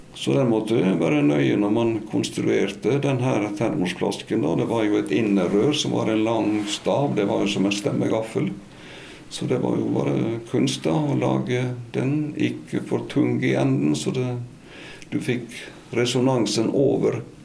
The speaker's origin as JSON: {"language": "Norwegian", "town": "Stryn", "region": "Vestland", "country": "Norway", "tie": "born or raised there", "moved": "as an adult", "said": "jeg er jo fra bondegård i Stryn"}